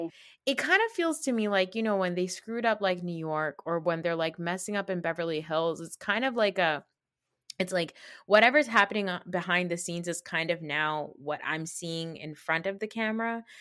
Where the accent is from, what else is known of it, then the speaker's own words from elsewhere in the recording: Pakistan; as a Pakistani